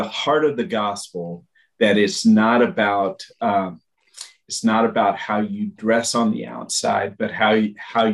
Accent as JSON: {"language": "English", "country": "United States", "also_born_or_lived": "Russia / Brazil", "moved": "as an adult", "said": "As an American, and that's what I was. I was an American, bringing an American culture and American experience"}